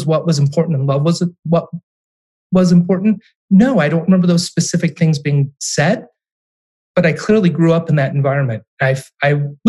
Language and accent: English; Sandusky, Ohio, United States; moved away as an adult; also born or lived in Washington, D.C. / Cincinnati, Ohio; now in Columbus, United States; I was born and raised in Sandusky, Ohio